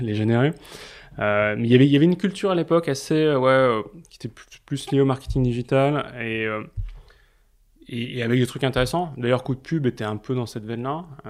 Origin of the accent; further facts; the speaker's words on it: Paris, Île-de-France, France; j'ai grandi à Paris